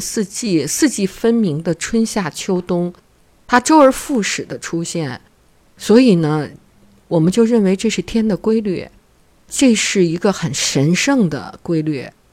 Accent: China; 我们中国人

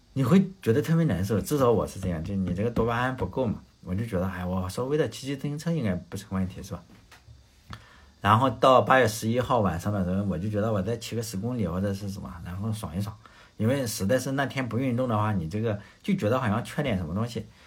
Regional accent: Shandong, China; moved away; 因为我是在农村嘛，农村你要知道啊，现在是有很多的家庭是有热水器了，但是以前我小时候的农村，呃，就是没有热水器，没有太阳能热水器，那时候要干农活嘛，啊，比如说大家吃的这个生姜，生姜大蒜啊，就是我老家是种这种东西的，就收姜的时候，就生姜要出来就收拾，从地里刨出来，然后大概是十一月份，就是 就是阳历的十一月份，其实阳历的十一月份在山东的话，你早，呃，很早起来去做农活的话，它就已经有霜了

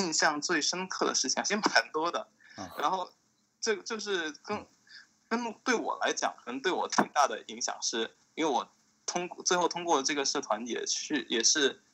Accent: Shantou, Guangdong, China; moved away as an adult; also born or lived in Pittsburgh, United States; now in United States; 我是广东汕头的

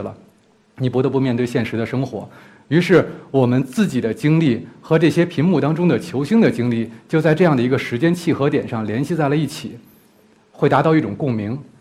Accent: Beijing, China; 我是一个北京人

